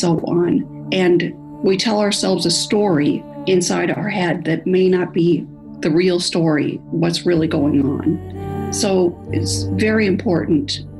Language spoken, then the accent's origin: English; California, United States; I'm from California, USA.